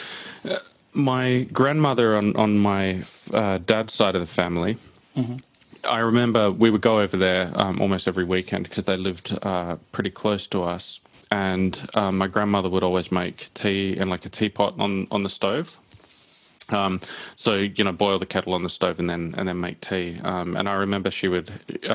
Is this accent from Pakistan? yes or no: no; Australia; as an Australian, certainly back when I was a kid in the 80s